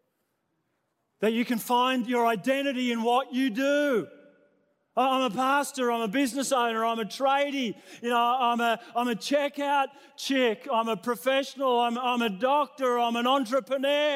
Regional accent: New South Wales, Australia; now in Queensland, Australia; I was born in New South Wales

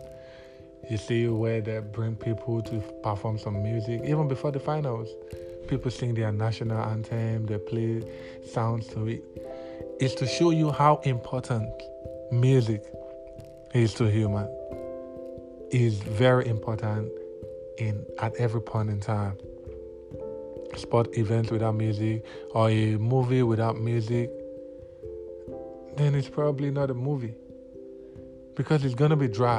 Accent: Nigeria; I'm from Nigeria, and we have a lot of languages here in Nigeria

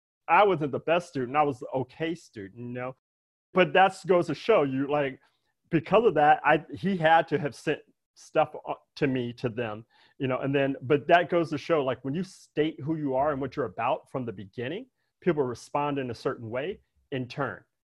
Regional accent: Daly City, California, United States; I grew up in Daly City, right?

